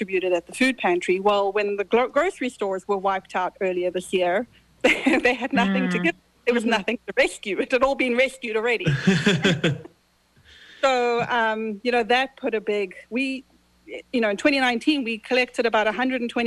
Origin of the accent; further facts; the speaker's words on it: Zimbabwe; now in United States; I was born in Zimbabwe. You hear I have an accent.